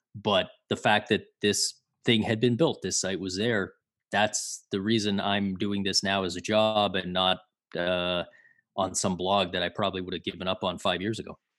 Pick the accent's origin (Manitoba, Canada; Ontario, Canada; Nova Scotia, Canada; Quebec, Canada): Ontario, Canada; Toronto; I grew up in Toronto, in the eighties and early nineties